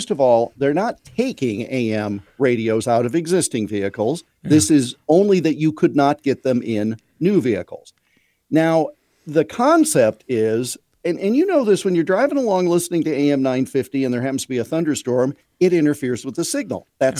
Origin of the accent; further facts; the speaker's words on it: Iowa, United States; when I was a little kid, growing up in Central Iowa, it was cold for Halloween one year.